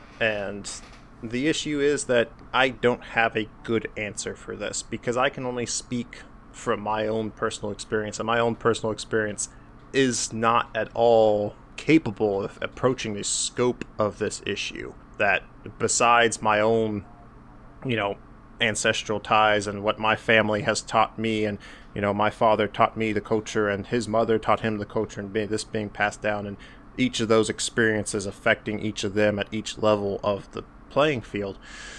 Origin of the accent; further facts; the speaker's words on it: United States; my personal experiences as an American